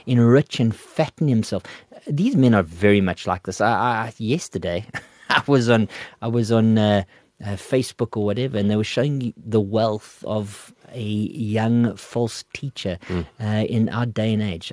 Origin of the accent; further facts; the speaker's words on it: Port Elizabeth, Eastern Cape, South Africa; now in Gauteng, South Africa; I'm from the coast, I'm from Port Elizabeth